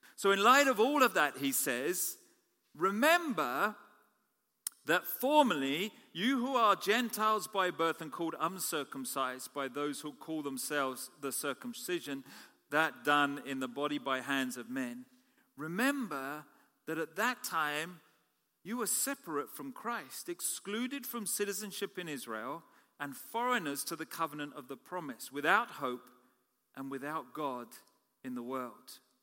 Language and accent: English; United Kingdom; also born or lived in Canada; I'm a Canadian citizen as well as British